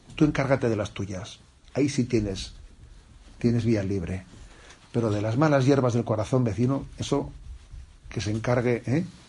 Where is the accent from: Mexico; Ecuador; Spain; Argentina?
Spain; also born or lived in Zumárraga; soy un sacerdote de España